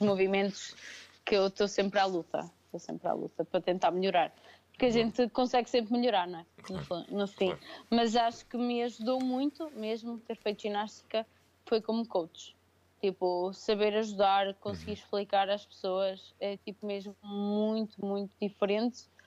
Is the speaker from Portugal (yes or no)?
yes; São Pedro do Sul, Viseu, Portugal; moved away as an adult; also born or lived in Lisbon; eu sou de Viseu, sou de São Pedro do Sul